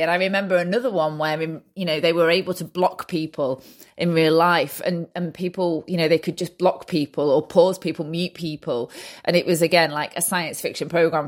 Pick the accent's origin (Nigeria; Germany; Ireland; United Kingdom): United Kingdom; Manchester, North West England; I'm from Manchester, U K